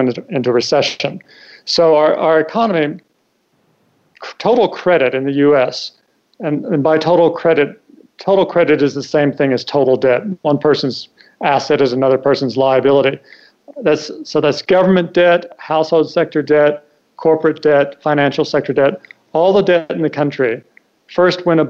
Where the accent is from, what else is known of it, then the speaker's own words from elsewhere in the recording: Kentucky, United States; moved away as an adult; also born or lived in Hong Kong / Washington; I grew up in Kentucky